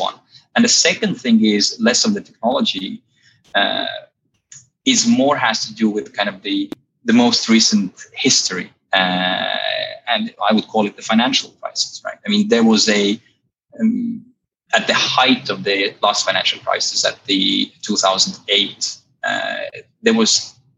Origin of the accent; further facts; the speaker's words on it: Estonia; now in London, United Kingdom; You probably can't tell from my accent, but I'm actually an Estonian. I've been living here in London for well over a decade now and enjoying it so far.